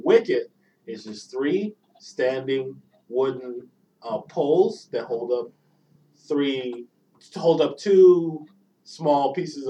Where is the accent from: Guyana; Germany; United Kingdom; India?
Guyana; born or raised there; also born or lived in Georgetown, Guyana / New York, United States; now in Georgia, United States